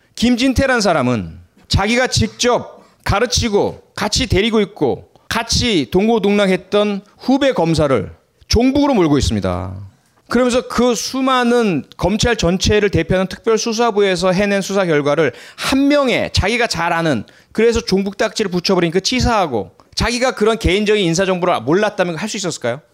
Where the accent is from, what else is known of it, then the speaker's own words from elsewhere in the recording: Pohang, North Gyeongsang, South Korea; 제 고향은 경상북도 포항입니다